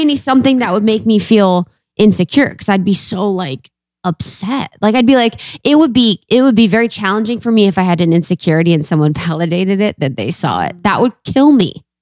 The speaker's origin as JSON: {"language": "English", "region": "Ohio", "country": "United States", "said": "I'm from Ohio."}